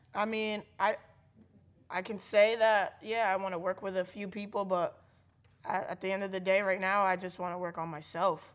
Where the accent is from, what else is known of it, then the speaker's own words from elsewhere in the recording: New London, Connecticut, United States; I grew up in New London.